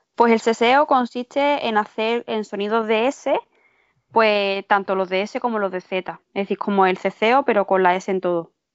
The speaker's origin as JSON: {"language": "Spanish", "town": "Málaga", "region": "Andalusia", "country": "Spain", "said": "yo soy de Málaga"}